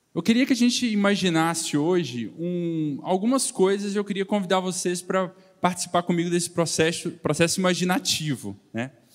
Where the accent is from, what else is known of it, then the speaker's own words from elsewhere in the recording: Belo Horizonte, Minas Gerais, Brazil; moved away as an adult; now in São Paulo, Brazil; sou, de Belo Horizonte, morei aqui até 24 anos, mas é, nessa idade eu mudei para São Paulo